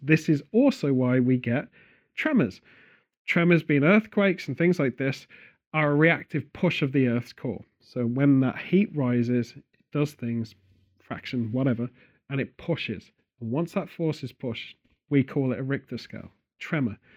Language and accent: English; Stratford-upon-Avon, West Midlands, United Kingdom; Stratford-upon-Avon, which is my hometown